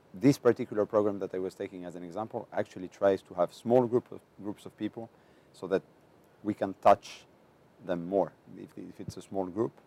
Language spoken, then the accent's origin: English; Greece; I am from Greece